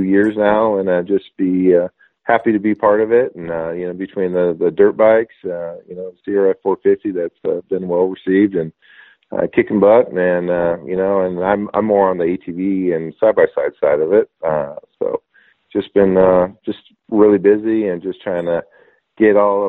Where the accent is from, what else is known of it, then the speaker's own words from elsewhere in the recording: Northern California, United States; we grew up in Northern California where we had a little bit of land